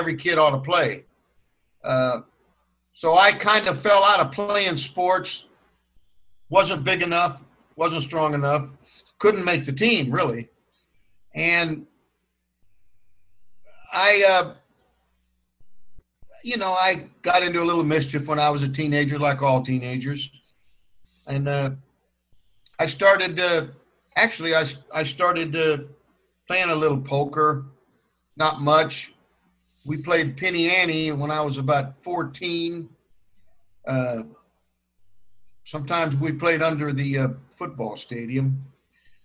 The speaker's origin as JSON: {"language": "English", "town": "El Paso", "region": "Texas", "country": "United States", "tie": "born or raised there", "also_born_or_lived": "Tyler, Texas", "said": "I grew up in El Paso, Texas. I moved there when I was about 5 or 6 years old from Tyler, Texas, where I was born in Tyler"}